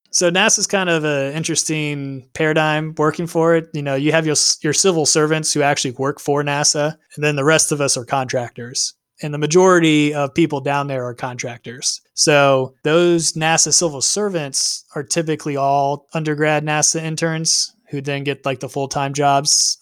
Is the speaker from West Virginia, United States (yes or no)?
no; Houston, Texas, United States; also born or lived in Atlanta, Georgia; I was born and raised here in Houston